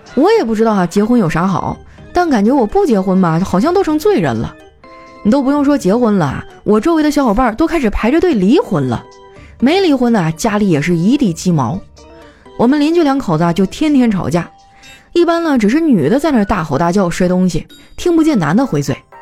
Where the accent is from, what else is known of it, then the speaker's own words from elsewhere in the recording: Northeast China, China; 我们东北人